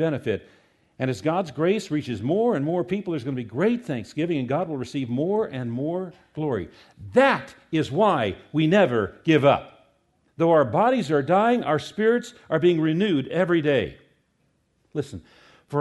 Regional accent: United States; we as American Christians

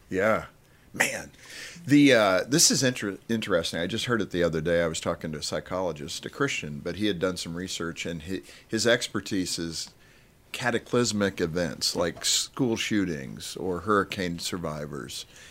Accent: Colorado, United States; I'm from Colorado

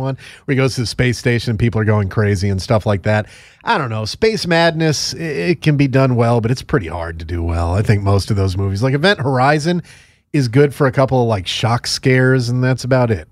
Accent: Northeast, United States; I grew up in the Northeast. I grew up in a place with a very high Jewish population

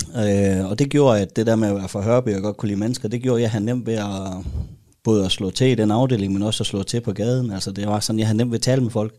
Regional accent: Denmark; som dansker

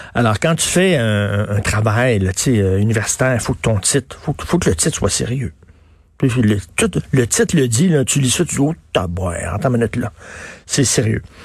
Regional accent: Quebec, Canada; Les, les Québécois, on est curieux

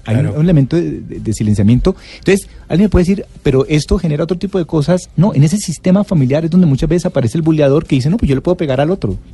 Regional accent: Cali, Valle del Cauca, Colombia; yo soy de Cali

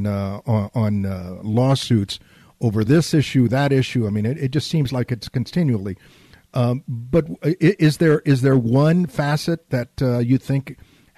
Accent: San Antonio, Texas, United States; also born or lived in Laredo, Texas; growing up in South Texas

